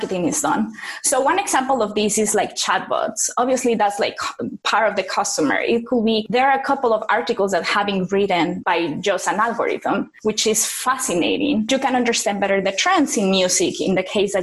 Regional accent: Mexico; moved away; also born or lived in South America; I'm from Mexico and I live in a couple of places in South America, like across Latin America

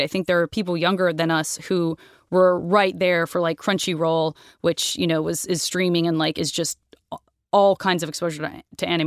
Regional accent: United States; I'm American

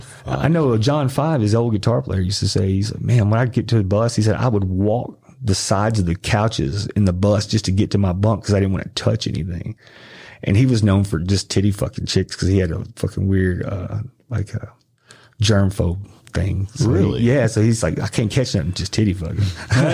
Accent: Arkansas, United States; moved away; also born or lived in Memphis, Tennessee; I just moved to Memphis. I'm from from Arkansas, a little small

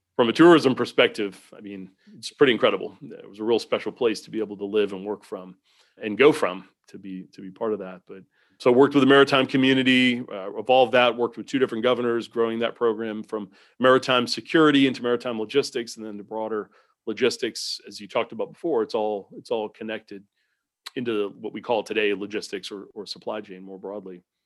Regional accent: Southampton, New York, United States; moved away as an adult; now in Southeastern United States; grew up on Long Island in a little town called Southampton out on the end of the, end of the island there

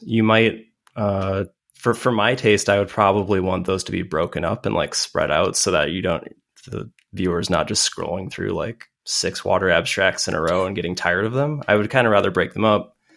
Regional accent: Madison, Wisconsin, United States; I am a nerd from Madison, Wisconsin

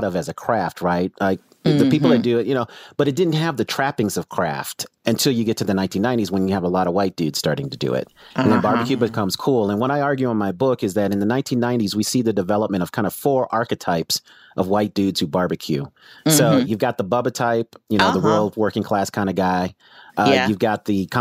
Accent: Denver, Colorado, United States; I was born and raised in Denver, Colorado

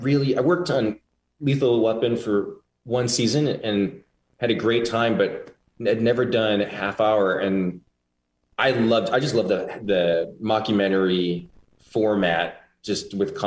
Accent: Cottage Grove, Minnesota, United States; now in Los Angeles, United States; I'm from Minnesota

